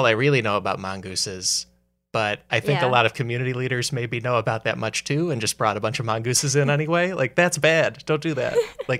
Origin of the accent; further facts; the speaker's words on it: Chicago, Illinois, United States; when I was growing up around Chicago